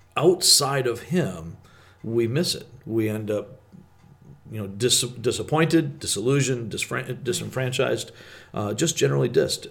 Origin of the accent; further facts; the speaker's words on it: Michigan, United States; growing up in Michigan